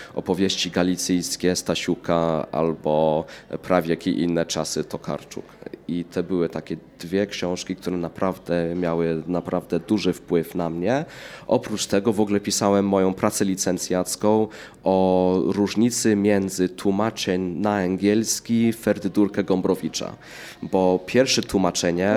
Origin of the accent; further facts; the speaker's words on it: England, United Kingdom; moved away as an adult; now in Poland; urodziłem się w Anglii, mieszkałem w Anglii 21 lat, no i w Polsce jestem od 15